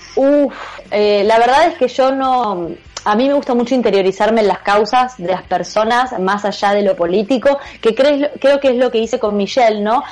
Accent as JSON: {"language": "Spanish", "country": "Argentina", "tie": "born or raised there", "said": "mi país, donde yo nací, que es Argentina"}